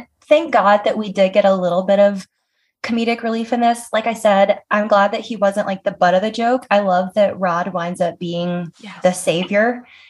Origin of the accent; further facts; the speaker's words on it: the South, United States; I'm from the South